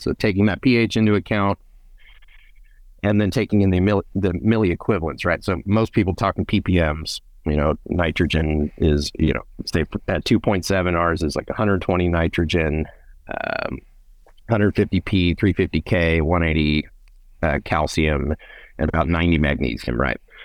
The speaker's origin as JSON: {"language": "English", "town": "Fresno", "region": "California", "country": "United States", "tie": "born or raised there", "also_born_or_lived": "Reedley, California", "said": "I grew up in the Central Valley, um, born in, in Reedley, raised around Fresno area"}